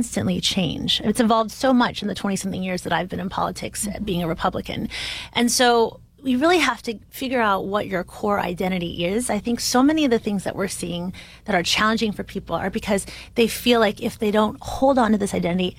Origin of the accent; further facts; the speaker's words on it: Bay Area, California, United States; I'm from the Bay Area in California, which is very diverse